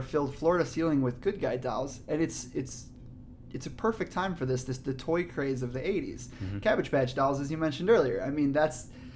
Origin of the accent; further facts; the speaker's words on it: Chicago, Illinois, United States; We're from Chicago